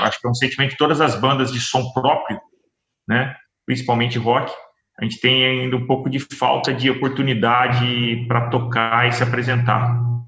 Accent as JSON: {"language": "Portuguese", "town": "São José dos Campos", "region": "São Paulo", "country": "Brazil", "said": "nós somos de São José dos Campos, né? Uma hora de São Paulo"}